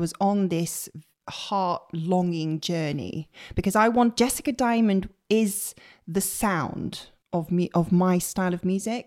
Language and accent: English; Bristol, South West England, United Kingdom; moved away as an adult; also born or lived in Leeds; now in London, United Kingdom; I grew up in Bristol